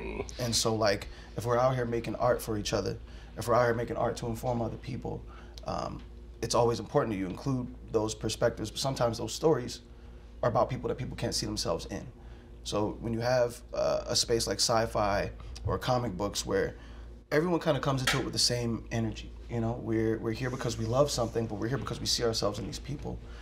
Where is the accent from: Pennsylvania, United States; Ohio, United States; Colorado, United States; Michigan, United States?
Pennsylvania, United States; Philadelphia; my life growing up in Philadelphia